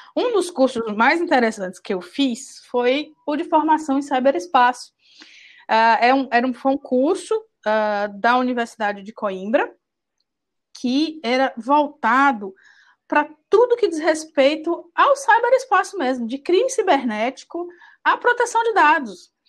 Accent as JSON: {"language": "Portuguese", "town": "Salvador", "region": "Bahia", "country": "Brazil", "said": "eu sou de Salvador"}